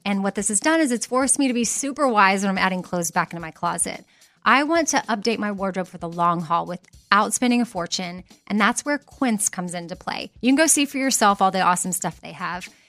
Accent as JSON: {"language": "English", "region": "Texas", "country": "United States", "said": "as a Texan"}